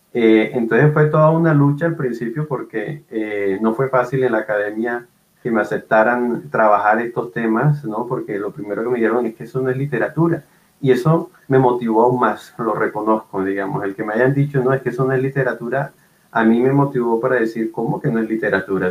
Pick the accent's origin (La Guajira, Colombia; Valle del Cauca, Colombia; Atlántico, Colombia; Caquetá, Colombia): Atlántico, Colombia; Barranquilla; Yo soy de Barranquilla, una ciudad en el Caribe colombiano